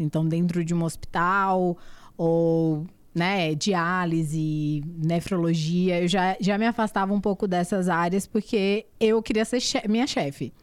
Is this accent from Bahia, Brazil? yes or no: yes; Barreiras, Bahia, Brazil; moved away as an adult; also born or lived in Salvador / Alagoas; now in São Paulo, Brazil; eu sou baiana, né? Eu nasci e fui criada no interior da Bahia, na cidade chamada Barreiras.